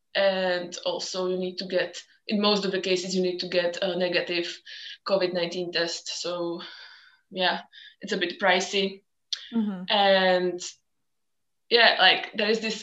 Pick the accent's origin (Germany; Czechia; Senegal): Czechia; moved away as an adult; also born or lived in Scotland / Belgium / Barcelona; I'm originally from the Czech Republic